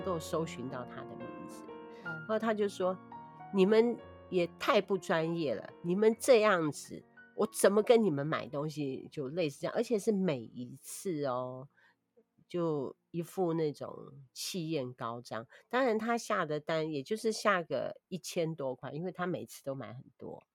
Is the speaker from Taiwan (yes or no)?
yes; Taiwan; 我们台湾人